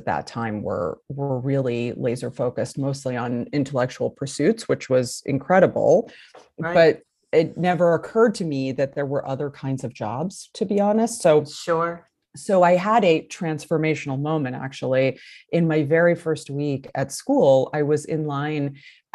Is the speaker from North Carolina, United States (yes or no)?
no; New Haven, Connecticut, United States; moved away; also born or lived in Los Angeles; I grew up actually in New Haven, Connecticut.